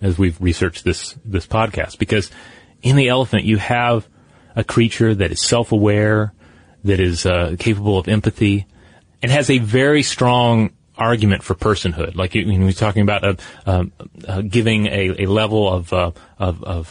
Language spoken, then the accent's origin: English; Tennessee, United States; my home state of Tennessee